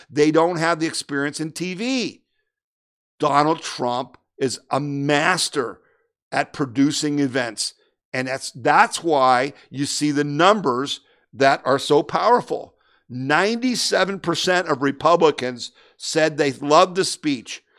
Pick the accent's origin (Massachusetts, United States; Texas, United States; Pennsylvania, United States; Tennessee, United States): Pennsylvania, United States; Erie; now in Ohio, United States; I grew up in Erie, Pennsylvania.